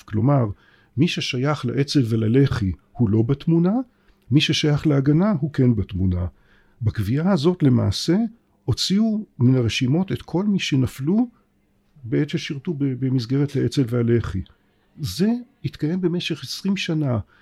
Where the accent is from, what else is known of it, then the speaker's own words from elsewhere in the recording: Israel; אני בתור בן הארץ הזאת